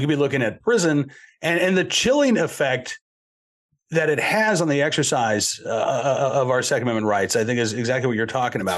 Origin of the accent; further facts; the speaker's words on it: Massachusetts, United States; moved away; I was born in Massachusetts